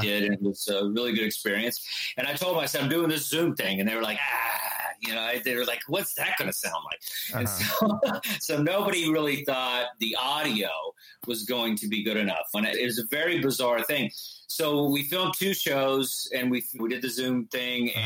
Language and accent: English; Texas, United States; moved away as an adult; also born or lived in Chile; now in New York City, United States; I was growing up in Texas